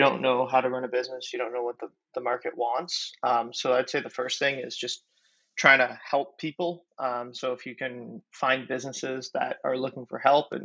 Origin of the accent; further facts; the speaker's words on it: Ottawa, Ontario, Canada; I'm from Ottawa, Canada, and I'm one of the co-founders of Noibu